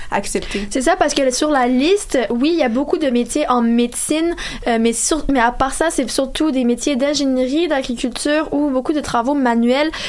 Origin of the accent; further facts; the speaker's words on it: Quebec, Canada; nous, en tant que Québécois